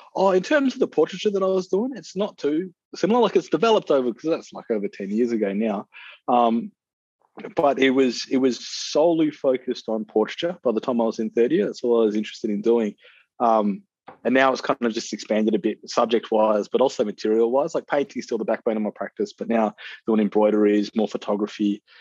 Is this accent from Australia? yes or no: yes; Perth, Western Australia, Australia; I grew up in Perth